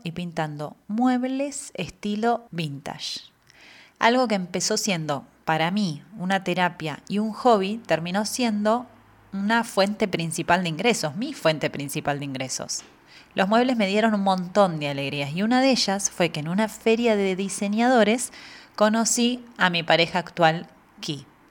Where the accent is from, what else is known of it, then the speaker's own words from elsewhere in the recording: Argentina; moved away as an adult; now in Spain; vengo de Argentina, un país donde todo es posible